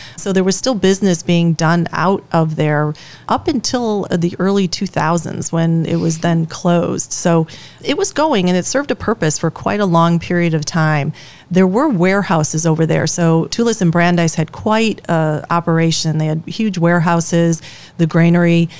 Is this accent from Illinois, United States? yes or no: yes; Chicago, Illinois, United States; now in Sturgeon Bay, United States; I grew up in Chicago